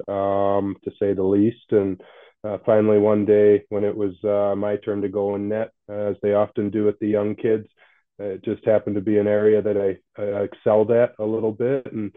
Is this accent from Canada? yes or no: yes; Canada; also born or lived in Fort Worth, Texas; I was born in Fort Worth, Texas, but born to some young parents that were in high school. So they put me up for adoption, and a couple of Canadian parents adopted me. They happened to be living in Texas at the time, and moved back to Canada when I was still a baby.